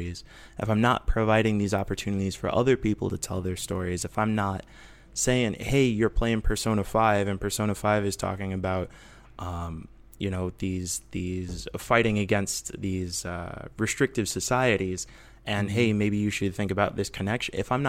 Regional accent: Midwest, United States; now in Portland, United States; because I'm from the Midwest, and I didn't realize how different it was until I started living out here in Portland.

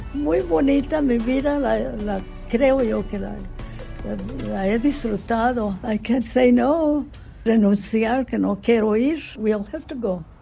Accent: Jerome, Arizona, United States; Soy aquí de Estados Unidos, Jerome, Arizona

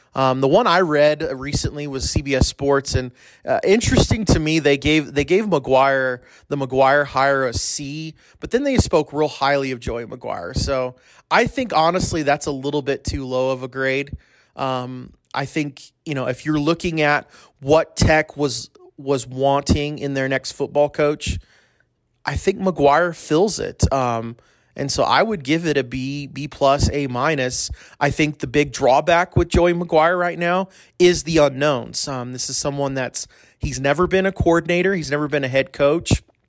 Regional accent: El Paso, Texas, United States; I grew up in El Paso with, you know, Don Haskins and the Bear

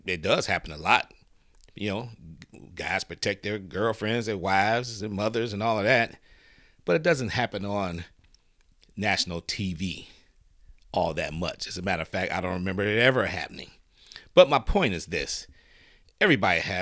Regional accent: Detroit, Michigan, United States; I'm from Detroit. Born and raised

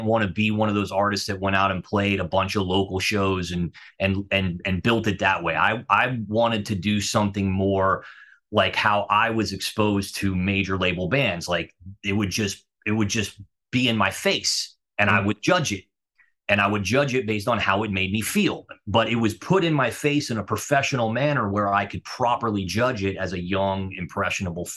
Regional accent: Fort Lauderdale, Florida, United States; moved away; also born or lived in New York City; I grew up in Fort Lauderdale.

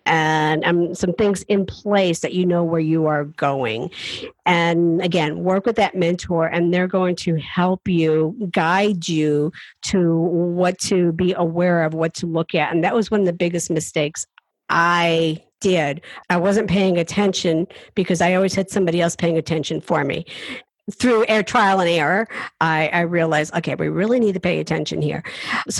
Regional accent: Appalachian Mountains, United States; I come from the Appalachian Mountains. I'm a hillbilly.

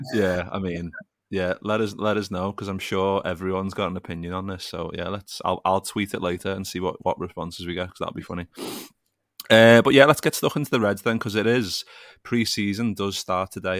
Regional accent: Liverpool, North West England, United Kingdom; growing up in Liverpool

